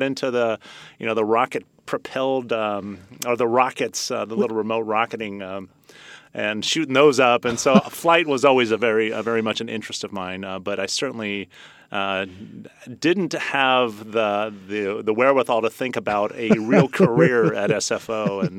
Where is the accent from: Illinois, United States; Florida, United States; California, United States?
California, United States; Millbrae; also born or lived in San Francisco; I was born in San Francisco and grew up in Millbrae.